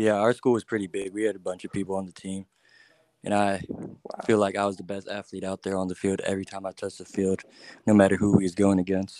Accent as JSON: {"language": "English", "town": "Chicago", "region": "Illinois", "country": "United States", "tie": "born there", "also_born_or_lived": "Florida / Virginia", "lives_now": "Atlanta, United States", "said": "So I was born in Chicago, then I moved to Florida, and then I moved to Virginia, and then now I moved to Atlanta."}